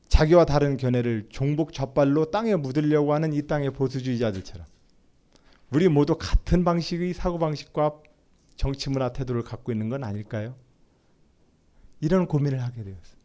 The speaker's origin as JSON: {"language": "Korean", "town": "Nonsan", "region": "South Chungcheong", "country": "South Korea", "tie": "born or raised there", "said": "제 고향 논산시 노성들판에"}